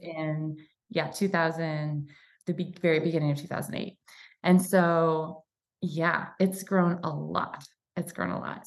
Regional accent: Michigan, United States; moved away as an adult; now in Coeur d'Alene, United States; I'm from Michigan

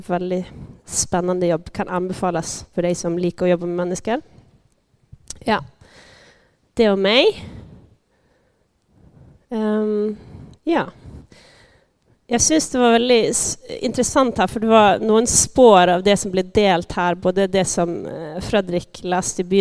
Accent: Sweden; now in Norway; Eh, jag kommer från Sverige. Jag snackar lite sån blandning. Så om eh, du, du, du sitter och lurar på vad är för dialekt, vad jag kommer ifrån, ja, så vet du det. Eh, jag har bott här i tio år.

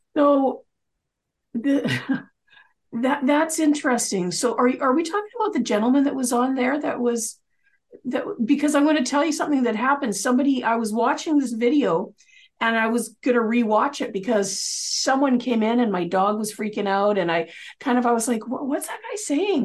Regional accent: Canada; we're both Canadian

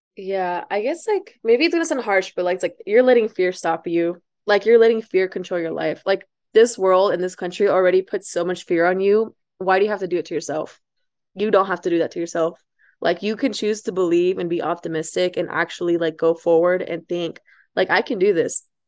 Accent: Amarillo, Texas, United States; also born or lived in Ciudad Juarez, Chihuahua, Mexico; I, like, went to high school and some of middle school here in Amarillo, which is where I'm at right now

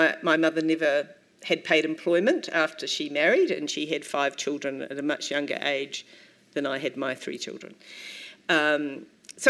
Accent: Dunedin, Otago, New Zealand; I'm from Dunedin

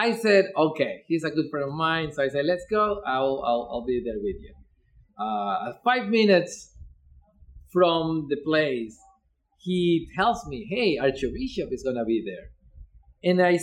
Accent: Ecuador; English is a second language; now in Eugene, United States; I am originally from Ecuador, but I'm living in Eugene for more than 15 years.

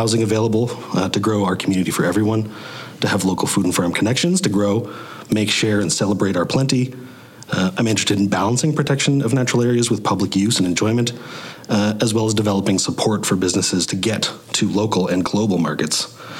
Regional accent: Grey Highlands, Ontario, Canada; I grew up in Grey Highlands

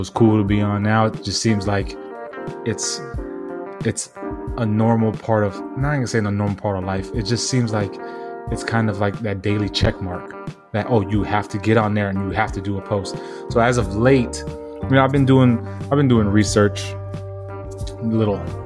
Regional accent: San Diego, California, United States; moved away; I'm from San Diego, where we have that fucking 70-degree weather all fucking year long

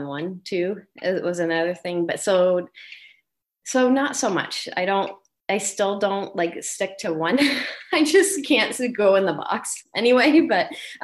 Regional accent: New England, United States; moved away as an adult; also born or lived in Vermont / Maine / South Carolina; grew up in New England my whole life. So I lived in Vermont and Maine my whole life.

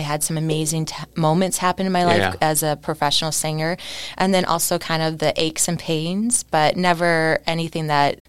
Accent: Neenah, Wisconsin, United States; moved away as an adult; also born or lived in New York City; I'm a Wisconsin girl, so I'm actually from Neenah.

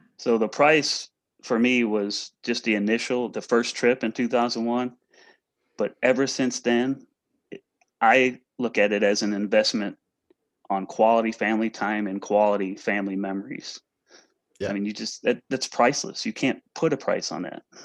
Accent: St. Louis, Missouri area, United States; I'm from the St. Louis, Missouri area, a little west of St. Louis, but in that same general vicinity

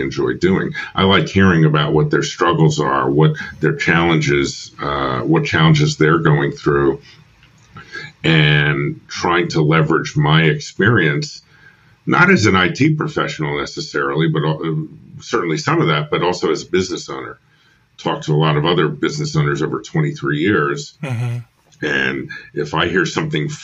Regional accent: New York, United States; moved away as an adult; also born or lived in Philadelphia; I'm from New York originally. I came down to Temple to study film

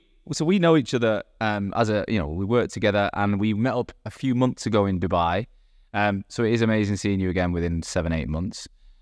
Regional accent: Manchester, North West England, United Kingdom; accent: Manc; moved away as an adult; I left Manchester when I was 18 and I either sound totally Manc or not Manc.

